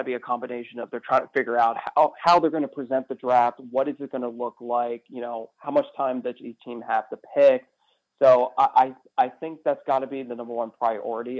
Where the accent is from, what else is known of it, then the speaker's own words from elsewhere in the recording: Pennsylvania, United States; I was growing up in Pennsylvania